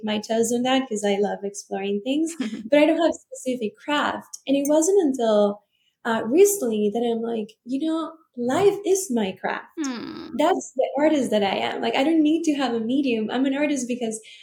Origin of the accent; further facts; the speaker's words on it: Venezuela; growing up in Venezuela, actually, that's where I'm from